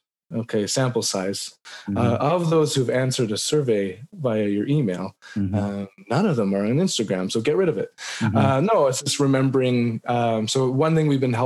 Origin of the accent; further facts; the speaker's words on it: British Columbia, Canada; as a British Columbian in Canada right now